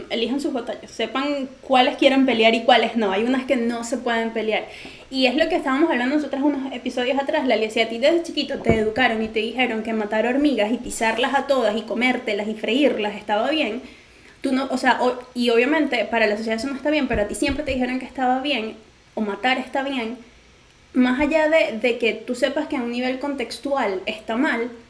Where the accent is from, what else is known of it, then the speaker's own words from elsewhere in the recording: Venezuela; moved away; sigo siendo venezolano, solo que donde yo estoy, a juro, me lleva a adaptarme a otras